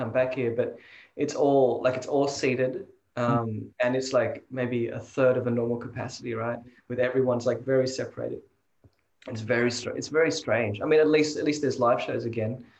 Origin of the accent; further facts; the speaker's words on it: Sydney, New South Wales, Australia; also born or lived in Toronto, Canada; I grew up mostly in Sydney